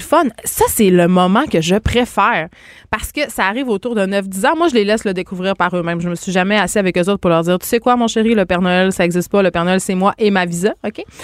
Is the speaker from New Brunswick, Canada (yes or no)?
no; Saguenay, Quebec, Canada; je viens euh, du Saguenay.